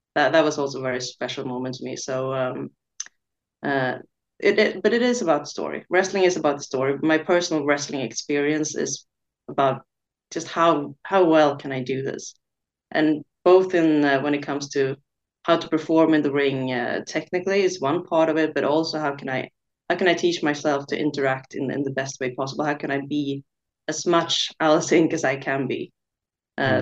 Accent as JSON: {"language": "English", "town": "Stockholm", "region": "Stockholm County", "country": "Sweden", "tie": "born or raised there", "said": "trying as well to build something here in my hometown in Scandinavia."}